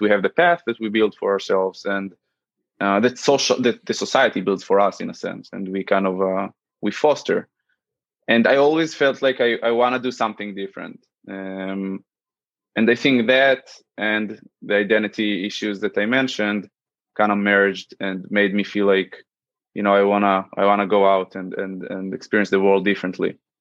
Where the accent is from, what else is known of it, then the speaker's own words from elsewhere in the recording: Central District, Israel; moved away as an adult; now in New York, United States; I'm originally from Israel, as I mentioned, uh, the central area. I spent most of my life there, uh, okay. 21 years uh, in specific.